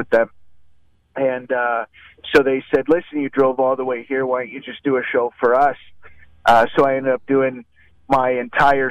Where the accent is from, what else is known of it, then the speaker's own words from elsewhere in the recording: Canada; I'm from Canada